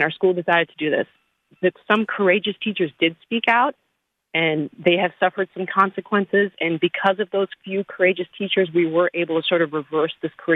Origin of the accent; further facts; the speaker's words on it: outside of the Atlanta area, Georgia, United States; I am from outside of the Atlanta area